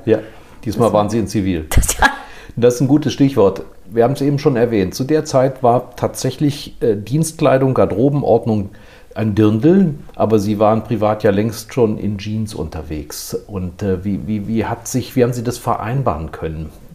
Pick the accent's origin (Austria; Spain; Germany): Germany; Rhineland; ich bin Rheinländer